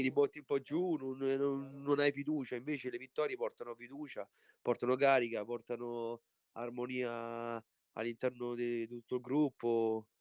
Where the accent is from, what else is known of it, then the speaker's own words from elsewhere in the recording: Italy; also born or lived in Poland; sono nato in Polonia, però sono 23 anni che sono